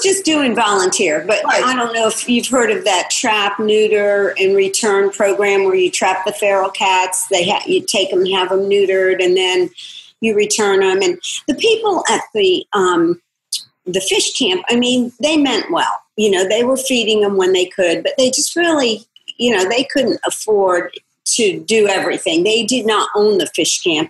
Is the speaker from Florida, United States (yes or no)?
yes; Florida, United States; my hometown in Florida